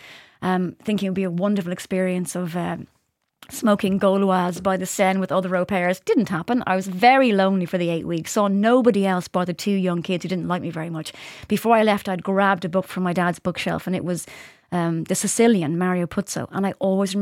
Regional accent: Ireland

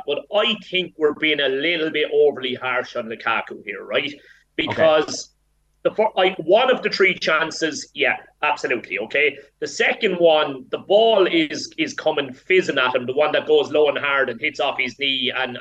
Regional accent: Ireland; as Irish people

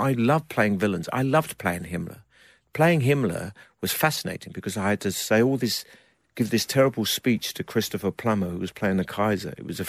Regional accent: United Kingdom; So I avoided being just a British actor.

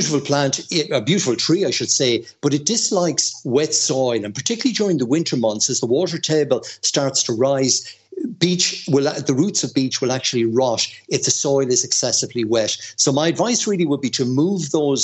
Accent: Mayo, Connacht, Ireland; accent: strong Mayo; my strong Mayo accent

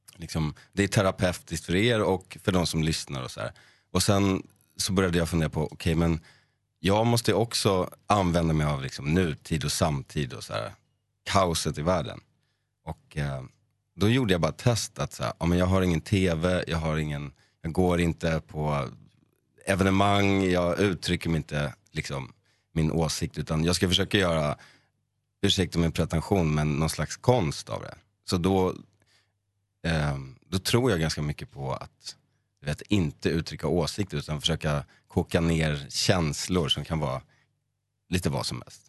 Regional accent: Sundbyberg, Stockholm County, Sweden; jag är från Sundbyberg och då finns det ett område som heter Hallonbergen. Hängde runt där med min bästa vän

